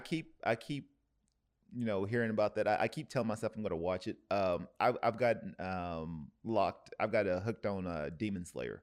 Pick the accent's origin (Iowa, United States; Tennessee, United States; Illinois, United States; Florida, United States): Tennessee, United States; now in Oceanside, United States; I'm originally from, you know, from Tennessee, I'm from the South